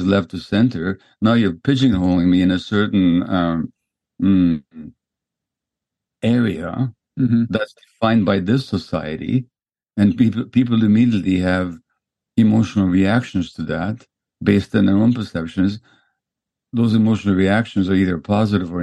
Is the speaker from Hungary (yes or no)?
yes; Hungary; No, we're Hungarians. I was born in Hungary